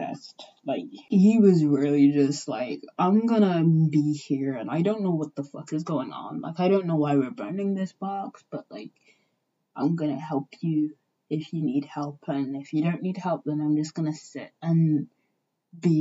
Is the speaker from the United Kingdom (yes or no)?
yes; England, United Kingdom; I grew up in England